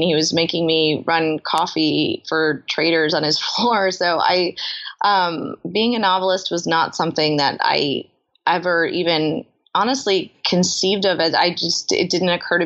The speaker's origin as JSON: {"language": "English", "region": "New York", "country": "United States", "tie": "born or raised there", "said": "I grew up in New York"}